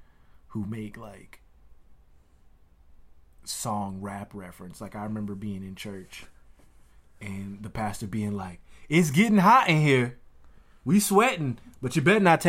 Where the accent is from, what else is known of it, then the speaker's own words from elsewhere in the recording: Louisiana, United States; it reminds me of growing up in Louisiana 100%.